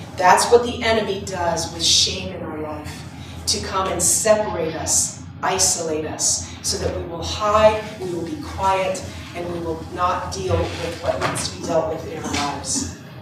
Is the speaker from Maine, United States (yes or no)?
yes; Maine, United States; I'm from Maine